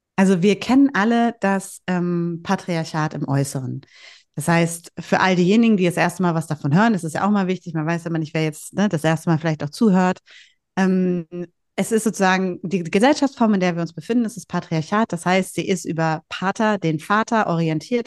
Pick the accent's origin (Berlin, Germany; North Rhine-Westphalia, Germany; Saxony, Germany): North Rhine-Westphalia, Germany; Bielefeld; accent: North German; moved away; also born or lived in Hamburg / Husum; Husum ist die Heimat meiner Armen. Mhm. Und äh, da sind meine Wurzeln sozusagen und geboren bin ich äh, in Bielefeld